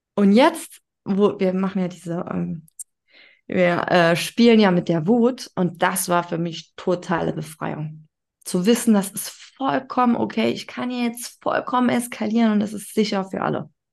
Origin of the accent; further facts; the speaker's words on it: Saarland, Germany; Ich bin in Deutschland aufgewachsen